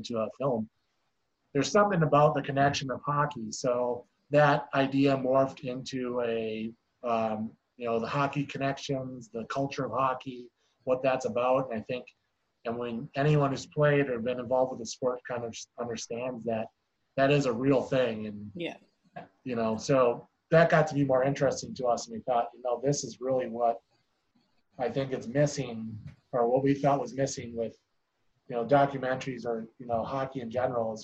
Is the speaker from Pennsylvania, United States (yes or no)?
no; Minnesota, United States; growing up in Minnesota